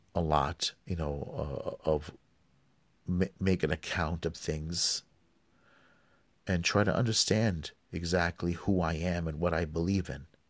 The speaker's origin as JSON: {"language": "English", "town": "New York City", "region": "New York", "country": "United States", "tie": "born or raised there", "said": "I grew up in New York"}